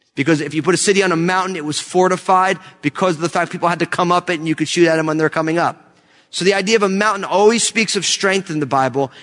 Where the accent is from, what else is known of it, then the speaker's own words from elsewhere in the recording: New Jersey, United States; moved away; also born or lived in California; I left California to go back to my home state of New Jersey